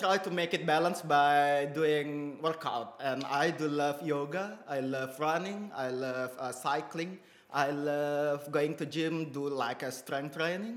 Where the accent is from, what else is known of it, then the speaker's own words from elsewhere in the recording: Indonesia; I'm originally from Indonesia. I grew up in Indonesia